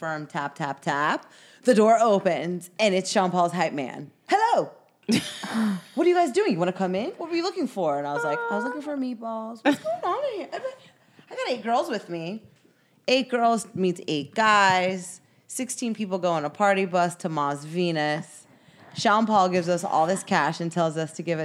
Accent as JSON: {"language": "English", "country": "Nigeria", "said": "I'm from Nigeria"}